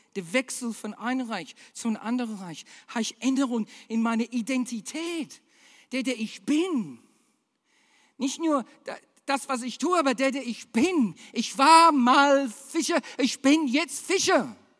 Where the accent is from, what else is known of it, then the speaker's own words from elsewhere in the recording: Australia; German is a second language; now in Germany; Ich bin Australier.